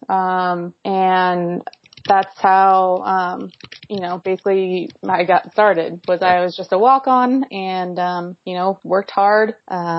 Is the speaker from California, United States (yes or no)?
yes; Modesto, California, United States; I grew up in the Central Valley of California in a little farm town called Modesto